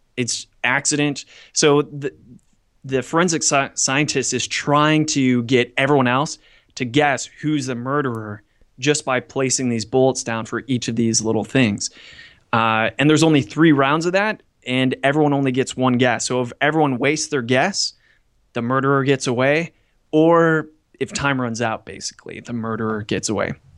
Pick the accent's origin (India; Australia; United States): United States; now in Hong Kong; I'm an American in Hong Kong